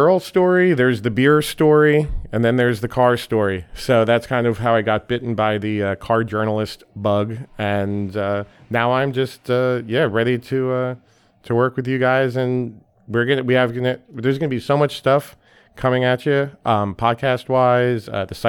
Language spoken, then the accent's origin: English; Long Island, New York, United States; I'm not a Detroiter. I'm from New York. Grew up on Long Island. My dad was a car guy, which made me a car guy